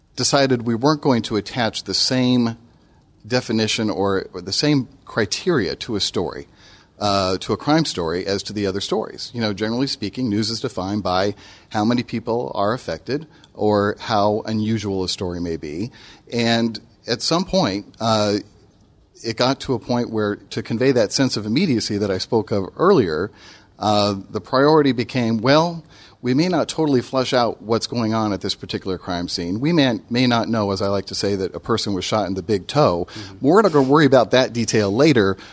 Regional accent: Denver, Colorado, United States; now in Memphis, United States; I grew up in Denver

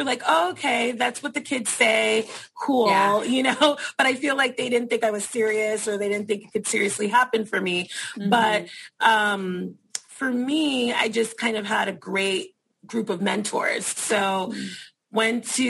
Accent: New York City, New York, United States; I work in the Bronx. I'm from the Bronx, so it's really nice to be back in my community

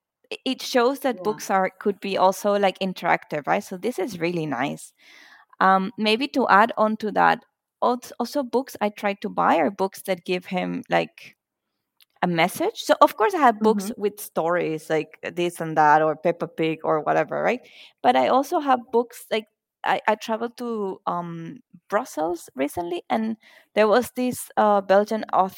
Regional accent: Venezuela; also born or lived in Singapore; now in Germany; I am from Venezuela, but I currently live in Germany.

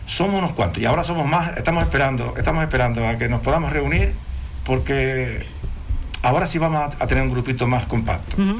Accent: Canary Islands, Spain; somos canarios

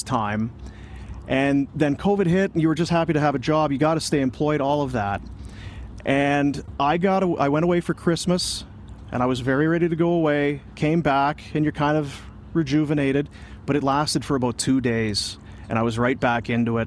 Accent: Manitoba, Canada; now in Calgary, Canada; I'm from Manitoba

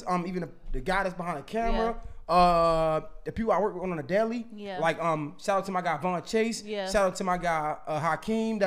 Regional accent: Baltimore, Maryland, United States; I came from Baltimore

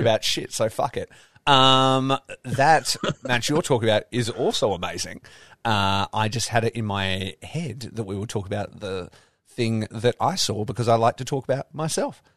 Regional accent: Australia; I'm Australian

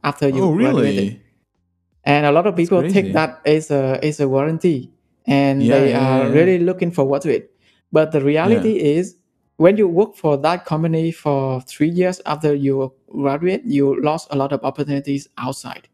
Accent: Vietnam; moved away as an adult; also born or lived in Ho Chi Minh City, Vietnam / Singapore; I grew up in Vietnam and studied in Ho Chi Minh City.

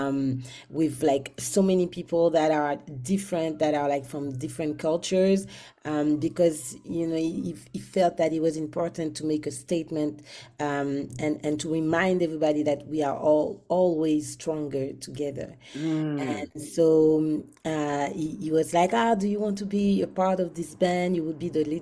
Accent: Guadeloupe; moved away as an adult; now in Montreal, Canada; I'm from Guadeloupe, but I've been based in Montreal for a very long time.

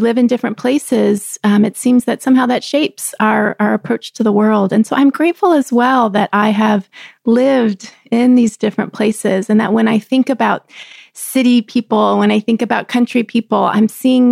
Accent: Texas, United States; moved away; also born or lived in Chicago, Illinois; I grew up in the South. I grew up in Texas with roots in the country

